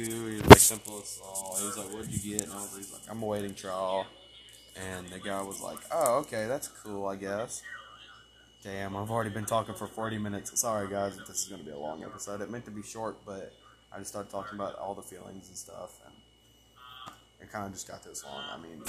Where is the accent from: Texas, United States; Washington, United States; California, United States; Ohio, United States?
Texas, United States; Crandall; I mean, I live in Crandall. That's like my hometown.